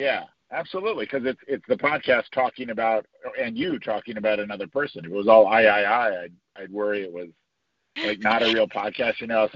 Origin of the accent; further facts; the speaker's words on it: Eastern Time Zone, Eastern US, United States; now in West Coast, United States; I grew up in Eastern Time. My mom still lives in Eastern Time Zone.